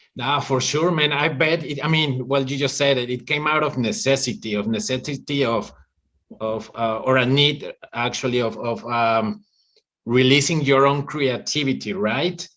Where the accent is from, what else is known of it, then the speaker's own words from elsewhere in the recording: Mexico City, Mexico; English is a second language; i grew up in mexico city